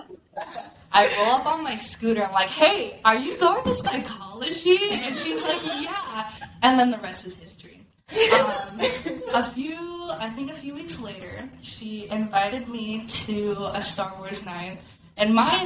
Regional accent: Arizona, United States; I am a Arizona born and raised. I'm from Arizona.

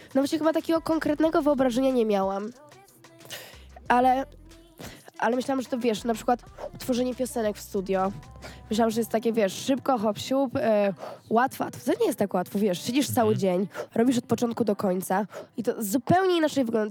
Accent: Gdańsk, Pomeranian Voivodeship, Poland; ja nie jestem z Warszawy, ja mhm. jestem z Gdańska

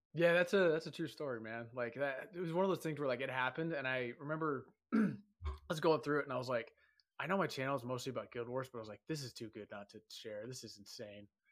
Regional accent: San Diego, California, United States; moved away as an adult; also born or lived in Hawaii; now in Utah, United States; I'm from Southern California, I'm from San Diego, I live in Utah now

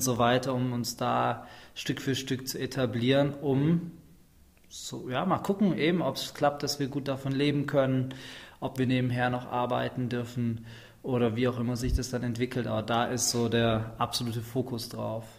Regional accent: Schwäbisch Hall, Baden-Württemberg, Germany; ich komme aus dem schönen Schwäbisch Hall zwischen Stuttgart und Nürnberg

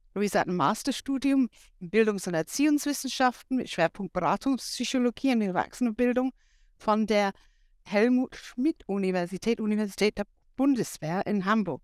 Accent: England, United Kingdom; German is a second language; moved away; als Engländerin

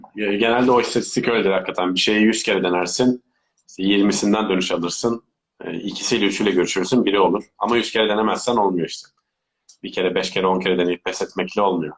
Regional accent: Turkey; also born or lived in Belgium; Şu an Türk pasaportum var sadece.

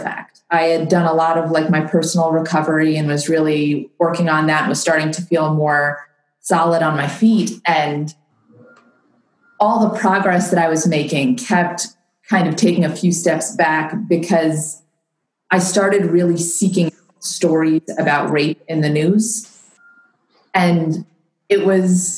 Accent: Long Island, New York, United States; moved away as an adult; also born or lived in Washington, District of Columbia, United States / Virginia; I grew up in New York on Long Island

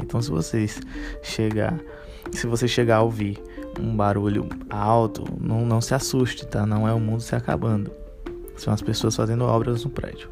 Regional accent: Fortaleza, Ceará, Brazil; aqui em Fortaleza a gente chama de chilito

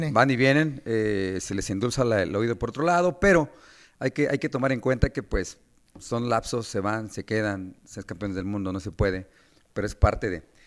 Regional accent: Mexico City, Mexico; vengo de Iztacalco

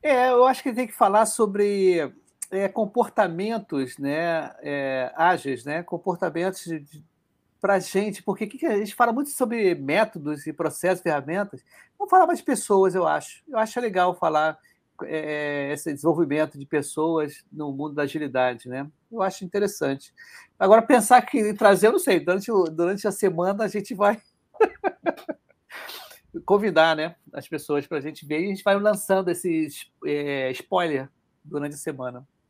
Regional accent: Rio de Janeiro, Brazil; accent: carioca; A gente que é carioca

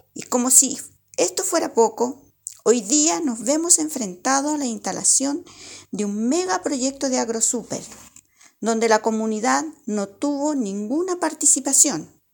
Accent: La Estrella, O'Higgins, Chile; Soy de la comuna de La Estrella, que queda ubicada

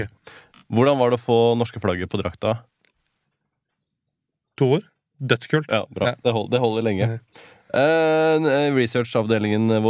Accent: Hakadal, Akershus, Norway; also born or lived in Iran; jeg vokste opp i Hakadal.

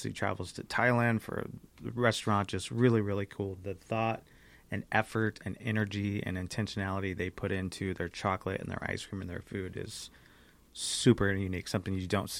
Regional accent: Riverside, California, United States; we've newer to Redlands, obviously, growing up in Riverside.

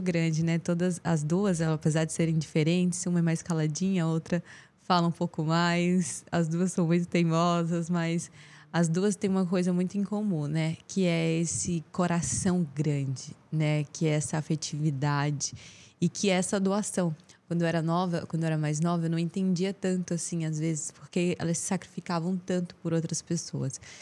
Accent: Teresina, Piauí, Brazil; eu cresci aqui em Teresina

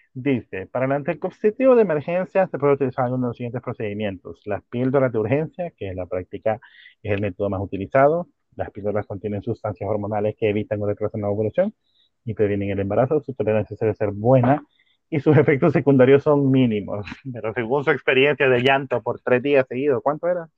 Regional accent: El Salvador; Aquí en El Salvador

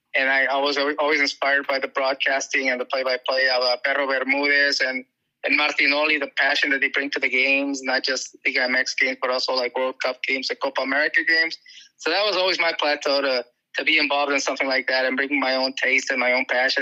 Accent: Tijuana, Baja California, Mexico; moved away as an adult; also born or lived in Mexicali; now in San Diego, United States; I grew up in Mexico, actually. I was born in Mexicali, grew up in TJ.

